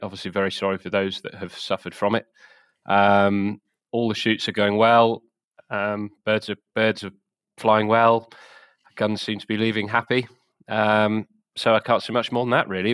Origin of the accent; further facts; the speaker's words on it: the South of England, United Kingdom; moved away; also born or lived in Wales; I'm from the South originally